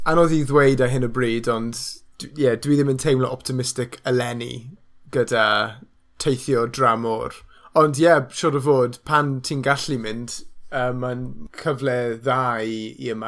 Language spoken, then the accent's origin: Welsh; Wales, United Kingdom; ni gyd yn swnio fel ni'n dod o Gymru, achos ni yn dod o Gymru, fi a ti, a yr acen ni, it's like, just as legitimate yn fy marn ni.